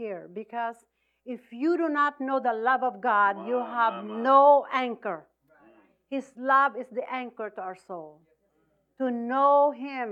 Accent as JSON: {"language": "English", "country": "Philippines", "said": "I'm Filipino. I'm from the Philippines."}